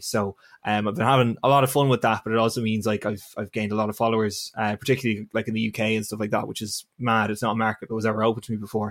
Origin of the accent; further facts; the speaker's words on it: Navan, Leinster, Ireland; moved away as an adult; also born or lived in Northern Ireland; I am from Navan in County Meath.